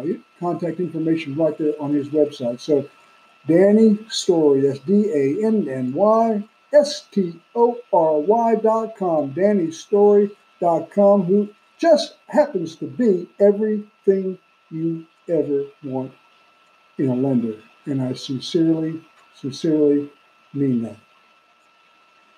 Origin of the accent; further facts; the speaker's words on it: New York City, New York, United States; Brooklyn, New York, my hometown